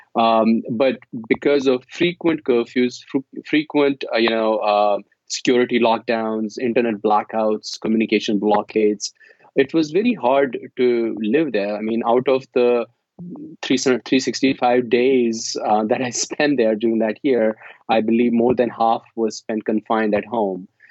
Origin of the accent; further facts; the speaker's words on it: Jammu and Kashmir, India; moved away as an adult; also born or lived in New Delhi, India; I grew up in Kashmir during that very intense period.